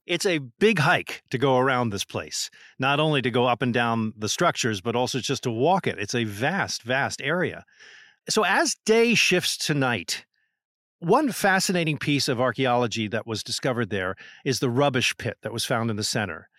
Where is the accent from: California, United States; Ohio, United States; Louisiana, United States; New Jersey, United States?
New Jersey, United States; growing up in New Jersey